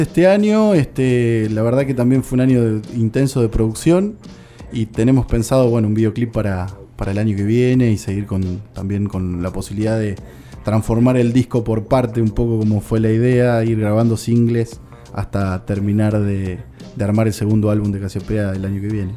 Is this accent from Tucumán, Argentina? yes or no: no; General Alvear, Buenos Aires Province, Argentina; Seguramente en mi pueblo, en General Alviar, yo soy de ahí